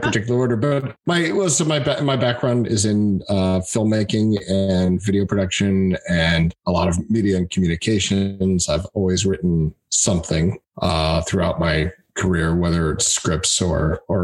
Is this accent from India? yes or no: no; United States; I am an American, as in a United States American